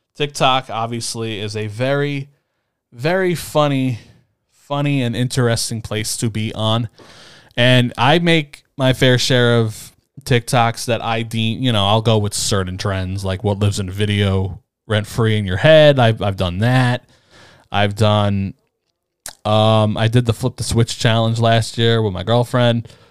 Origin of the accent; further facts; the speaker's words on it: East Coast, United States; I grew up in the East Coast